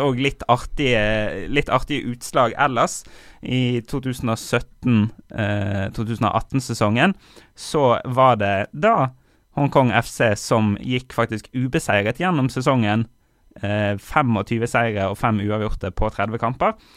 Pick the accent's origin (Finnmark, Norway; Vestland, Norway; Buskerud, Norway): Vestland, Norway; Bergen; moved away; also born or lived in Kongsberg; vi har pleid å være annethvert år hjemme i Bergen